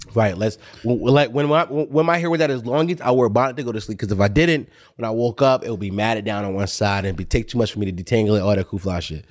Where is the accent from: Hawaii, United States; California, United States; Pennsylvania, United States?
Pennsylvania, United States; Philadelphia; I'm from Uptown